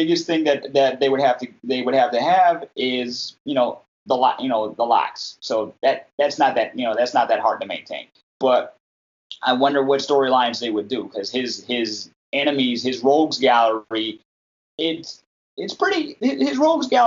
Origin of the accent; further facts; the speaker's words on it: United States; as a black kid growing up in America